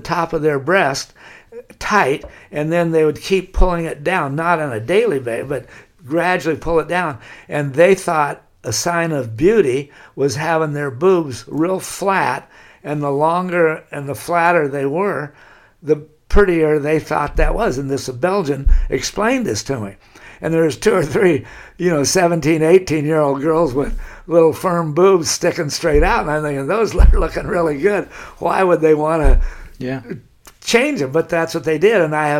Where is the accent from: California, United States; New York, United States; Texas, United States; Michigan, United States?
California, United States; Laguna Beach; how completely different it was from the way I grew up in Laguna Beach.